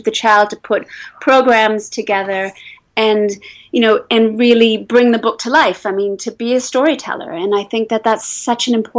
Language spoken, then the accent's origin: English; England, United Kingdom; now in United States; initially when I came into the States from England, that was a big move to be on two sides of the Atlantic